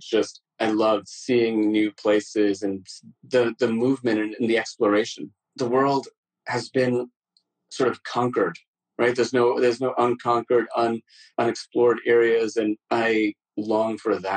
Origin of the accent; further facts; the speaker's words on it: New York, United States; also born or lived in Amritsar, Punjab, India; Punjab, in India, and the second time when I arrived in New York when I was five.